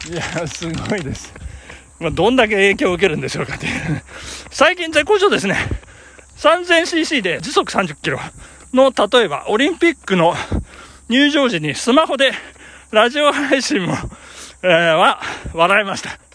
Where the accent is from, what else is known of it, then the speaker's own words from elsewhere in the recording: Shinshu-shinmachi, Nagano, Japan; 我が生まれ故郷、しかも、あの、聖火跡地のですね、信州市町の聖火跡地